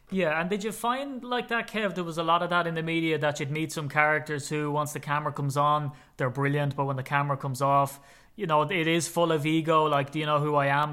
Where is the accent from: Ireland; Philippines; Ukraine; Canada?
Ireland; as an Irishman, sometimes I get asked by Americans, "Can you slow down, please? I can't understand what you're saying."